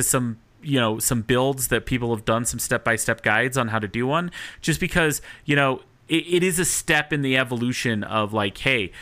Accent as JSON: {"language": "English", "town": "Salt Lake City", "region": "Utah", "country": "United States", "moved": "as an adult", "lives_now": "Denver, United States", "said": "I'm from Salt Lake City before I moved to Denver, and back when I lived in Salt Lake City"}